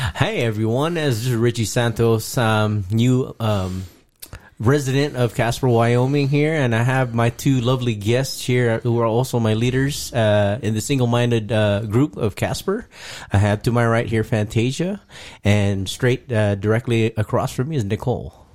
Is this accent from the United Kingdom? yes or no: no; Guam; moved away; also born or lived in Philippines; that's actually where I was conceived and raised